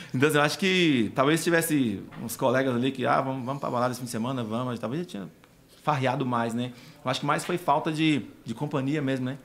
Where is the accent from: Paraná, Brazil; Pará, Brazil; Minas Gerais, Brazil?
Minas Gerais, Brazil; Formoso; moved away; região Formoso, Minas Gerais, a cidade onde eu nasci